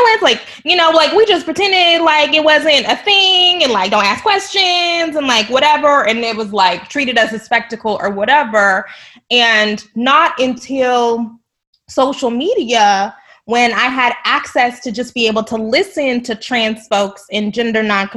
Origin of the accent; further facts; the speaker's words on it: United States; also born or lived in Texas; I'm from Oklahoma and Texas